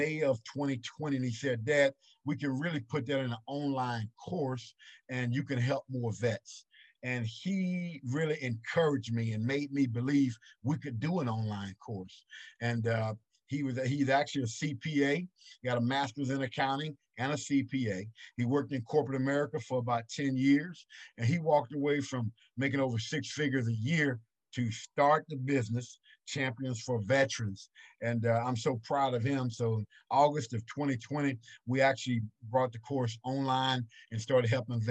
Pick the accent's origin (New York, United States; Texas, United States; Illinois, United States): Texas, United States; Marietta; I'm from a little small town in East Texas, Cass County, called Marietta, Texas. Population 112. That's right. 112 people in my hometown. And I didn't even grow up in a town. I grew up 5 miles outside the town on a dirt road